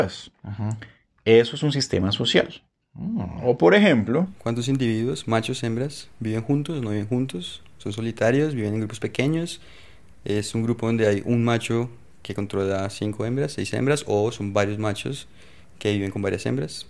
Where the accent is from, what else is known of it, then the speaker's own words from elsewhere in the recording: Colombia; de, de Colombia